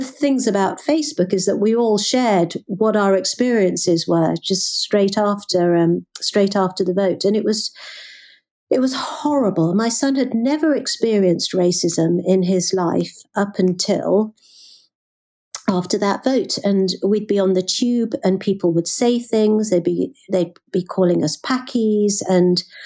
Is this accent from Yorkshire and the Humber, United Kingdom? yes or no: no; Birmingham, West Midlands, United Kingdom; growing up in the Midlands, growing up in Birmingham